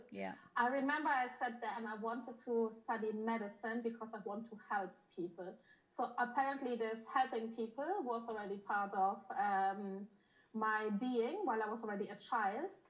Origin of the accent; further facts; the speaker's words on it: Germany; also born or lived in Poland; I was born in Poland. I grew up in Germany. Um, I had uh, my obviously my parents moved to Germany